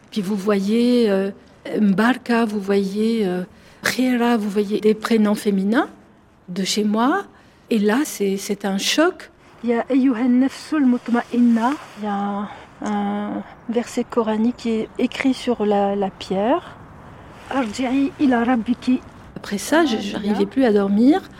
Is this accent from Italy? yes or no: no; Algiers, Algiers Province, Algeria; moved away as an adult; now in France; j'ai 50 ans, je suis née à Alger, je vis en France depuis pratiquement 30 ans maintenant, c'est-à-dire euh, en France plus qu'en Algérie.